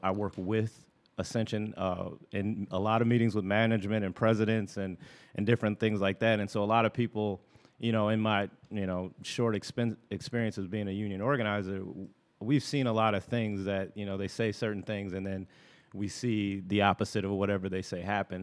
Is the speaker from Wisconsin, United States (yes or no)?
yes; Milwaukee, Wisconsin, United States; I'm native from Milwaukee. I've been here all my life, grown up on the north side